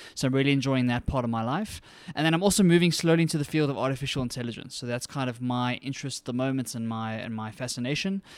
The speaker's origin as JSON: {"language": "English", "town": "Johannesburg", "region": "Gauteng", "country": "South Africa", "tie": "born or raised there", "said": "born and bred in Johannesburg, South Africa"}